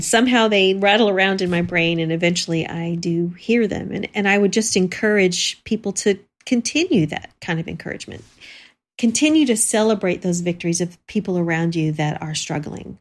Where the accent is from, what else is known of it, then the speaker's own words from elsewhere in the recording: Texas, United States; growing up in Texas